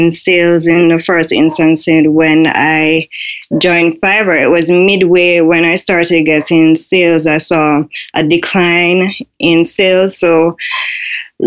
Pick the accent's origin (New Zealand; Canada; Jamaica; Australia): Jamaica; I am from Jamaica.